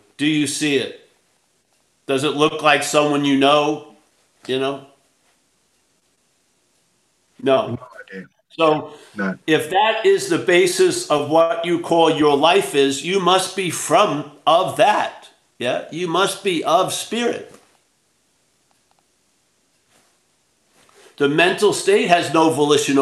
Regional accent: New York, United States; I'm from New York

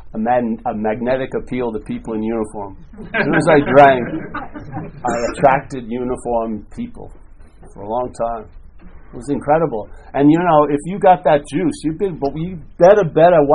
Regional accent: California, United States; I'm from California

